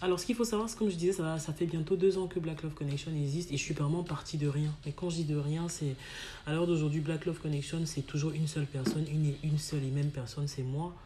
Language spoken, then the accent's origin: French; Cameroon; moved away